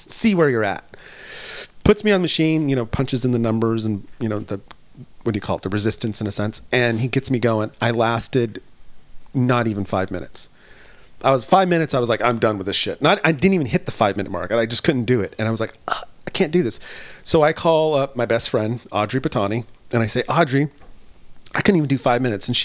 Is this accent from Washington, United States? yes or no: no; California, United States; No, because I grew up in the Bay Area. Cool. Yes, my home, home away from home.